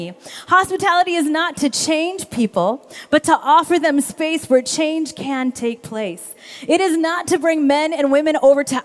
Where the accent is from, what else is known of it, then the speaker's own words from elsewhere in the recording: Kansas, United States; I grew up in Kansas.